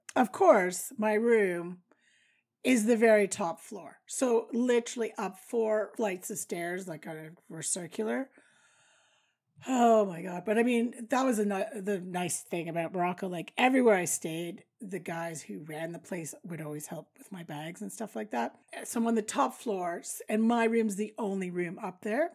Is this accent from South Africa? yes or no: no; Canada; I do know some French, obviously, being Canadian